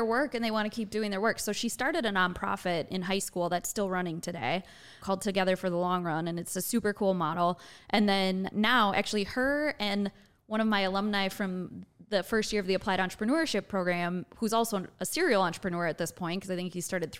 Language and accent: English; Wisconsin, United States; now in Indiana, United States; I'm from Wisconsin